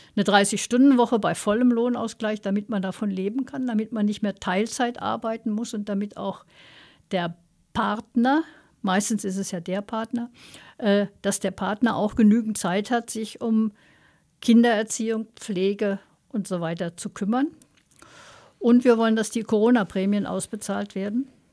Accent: Austria; als Österreicher

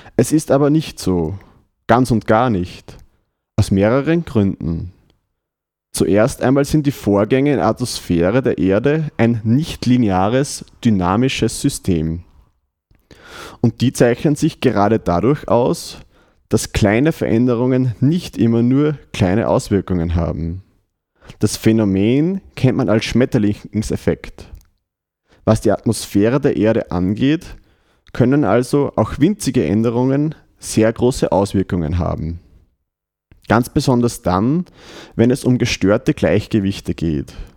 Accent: Windhaag bei Freistadt, Upper Austria, Austria; Die Musik kommt heute aus Windhag, die habe ich quasi aus meiner Heimatgemeinde mitgebracht

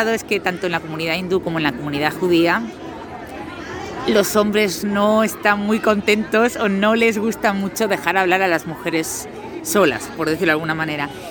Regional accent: Galicia, Spain; now in Madrid, Spain; Yo vine, bueno, yo soy de Galicia, pero vivo en Madrid.

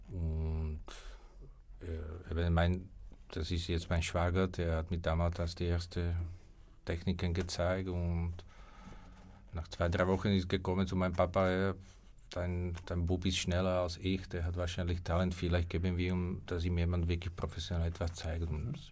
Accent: Slovakia; born there; Spanish is a second language; also born or lived in Spain; yo nací en Eslovaquia, ¿no? Yo, soy de, parte de mi madre, venimos

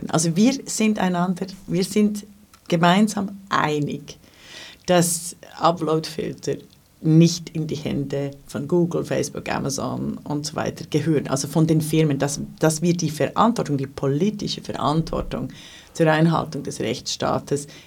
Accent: Switzerland; also das darf ich als äh, Schweizerin ja hier so sagen.

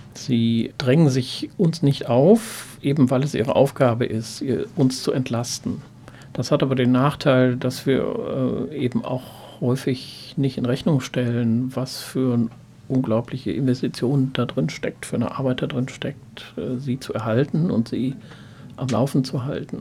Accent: Ruhr area, North Rhine-Westphalia, Germany; ich komme eigentlich aus dem Ruhrgebiet

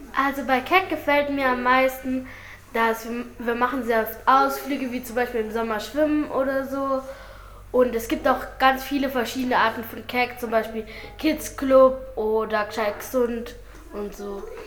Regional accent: Salzburg, Austria; Ich komme aus Salzburg, Itzling

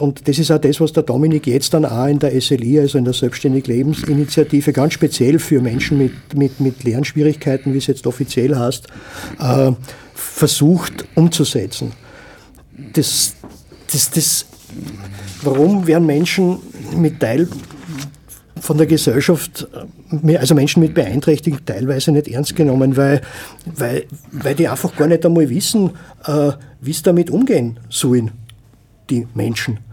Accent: Graz, Styria, Austria; moved away; also born or lived in village north of Linz, Upper Austria; ich bin in Graz geboren und aufgewachsen

